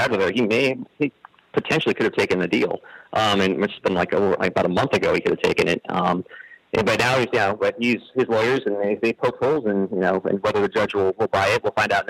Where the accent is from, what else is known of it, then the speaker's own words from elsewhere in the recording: Gilroy, California, United States; moved away; The people back in my hometown of Gilroy, California